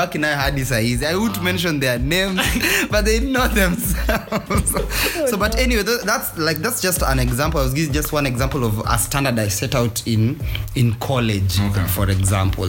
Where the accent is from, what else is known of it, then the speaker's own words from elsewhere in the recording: Nairobi, Kenya; I was from Nairobi